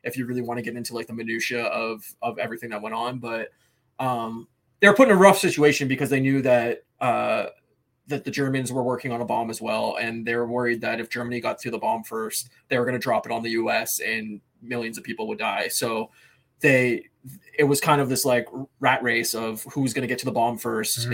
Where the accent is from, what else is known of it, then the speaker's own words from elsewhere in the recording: Windsor, Ontario, Canada; it's my hometown